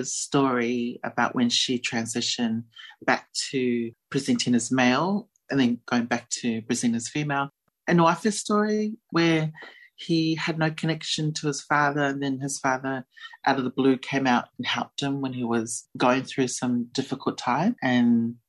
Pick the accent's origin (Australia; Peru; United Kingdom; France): Australia; also born or lived in New Zealand; I was born in New Zealand and I grew up in Australia